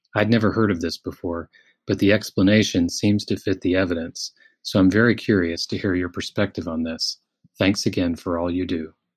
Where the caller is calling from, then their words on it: Netherlands; I'm calling you from the Netherlands